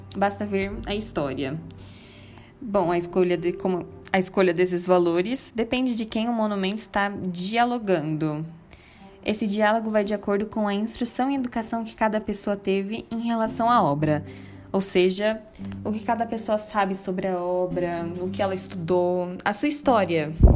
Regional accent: Paulistas, São Paulo, Brazil; nosso passado como paulistas

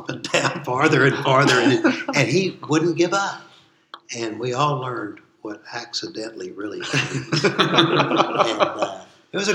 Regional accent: Waco, Texas, United States; I grew up in Waco, and so I went to TCU

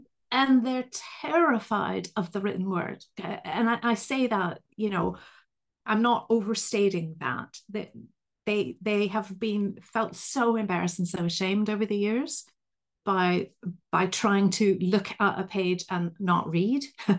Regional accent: Vancouver, British Columbia, Canada; now in United Kingdom; My weird accent comes from the fact that I'm a Canadian from Vancouver, but I've lived right near Liverpool in England for the last 29 years.

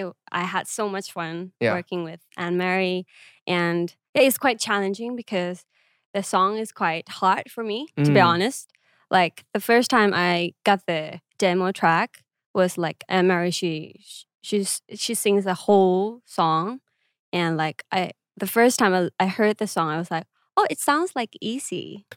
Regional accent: Bangkok, Thailand; It's so hard to pick. But okay, I would say… Of course, Bangkok, Thailand.

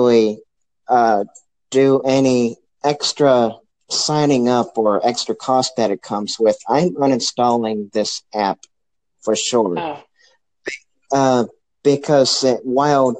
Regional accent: St. Louis, Missouri, United States; I'm actually from St. Louis. I'm an American

